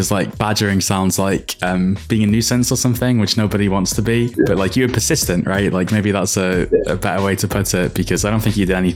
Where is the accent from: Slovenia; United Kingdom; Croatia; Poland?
United Kingdom; as a Brit, I totally get that.